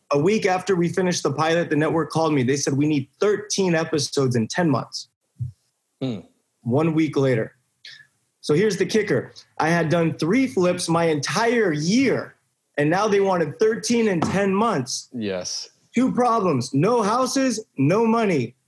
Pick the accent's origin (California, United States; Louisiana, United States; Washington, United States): California, United States; Buena Park; I grew up in Buena Park, California